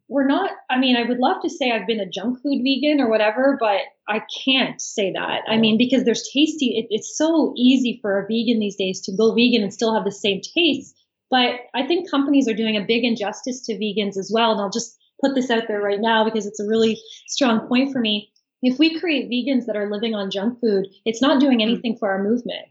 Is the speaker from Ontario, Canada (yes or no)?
no; Fredericton, New Brunswick, Canada; I'm from New Brunswick, Fredericton, New Brunswick